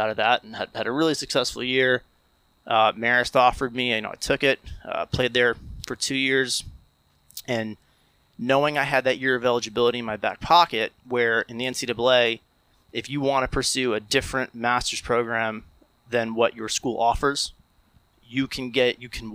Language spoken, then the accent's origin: English; Morris County, New Jersey, United States; growing up in Morris County